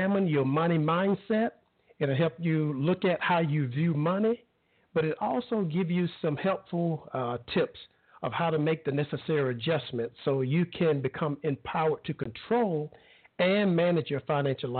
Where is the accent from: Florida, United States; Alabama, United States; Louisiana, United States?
Alabama, United States; I grew up in Alabama